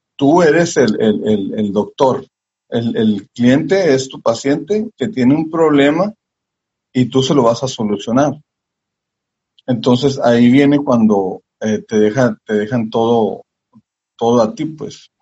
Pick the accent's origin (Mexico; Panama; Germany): Mexico; Tijuana, Baja California; pues de Tijuana, México